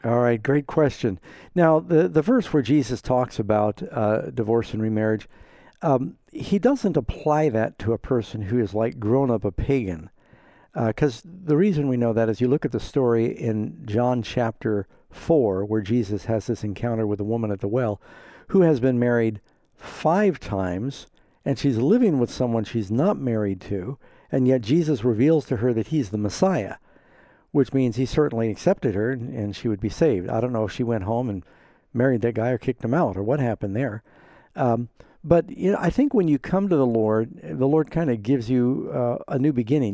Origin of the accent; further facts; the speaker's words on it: New York, United States; I was from New York anyway